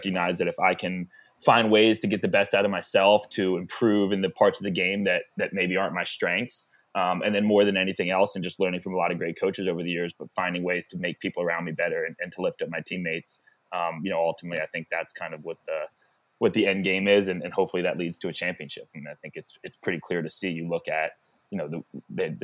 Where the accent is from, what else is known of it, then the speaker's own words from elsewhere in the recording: Georgia, United States; moved away; I grew up in Georgia football culture